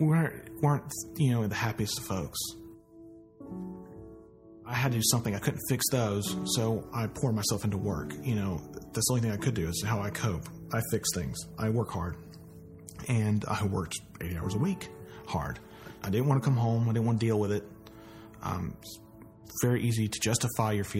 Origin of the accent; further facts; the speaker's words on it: Snellville, Georgia, United States; also born or lived in Columbus, Georgia; when I was 4, we moved up to Snellville. So I've been in Gwinnett County since I've been 4 years old.